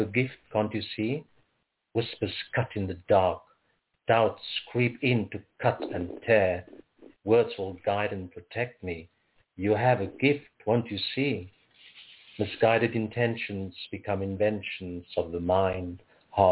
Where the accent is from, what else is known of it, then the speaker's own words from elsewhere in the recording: Cape Town, Western Cape, South Africa; moved away; I'm originally from Cape Town, born in South Africa.